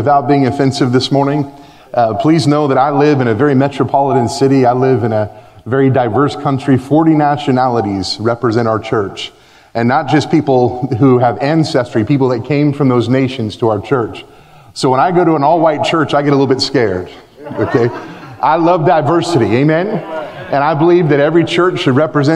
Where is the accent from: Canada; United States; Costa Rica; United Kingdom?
United States; moved away as an adult; now in Belgium; Me as an American living in Belgium